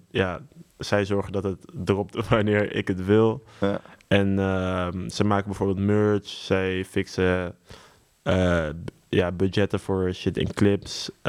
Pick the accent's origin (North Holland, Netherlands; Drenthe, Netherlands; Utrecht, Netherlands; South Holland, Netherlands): Utrecht, Netherlands; Ik kom uit Utrecht